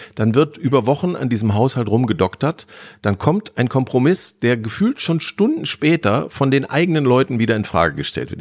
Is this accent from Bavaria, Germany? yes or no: no; Harsewinkel, North Rhine-Westphalia, Germany; Ich komme aus Hasewinkel, also vom ja. Land